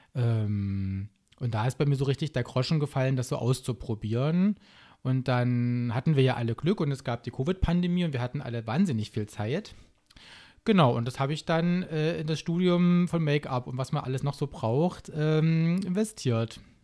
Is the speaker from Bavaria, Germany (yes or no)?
no; Saxony-Anhalt, Germany; also born or lived in Baltic Sea coast; now in Leipzig, Germany; ich bin in Sachsen-Anhalt aufgewachsen und habe ein bisschen an der Ostsee gewohnt, ein paar Jahre